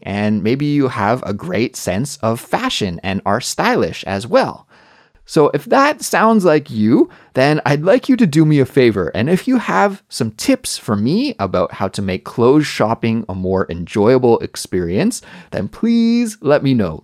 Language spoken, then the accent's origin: English; Canada; moved away as an adult; also born or lived in Korea; now in South Korea; In my home country of Canada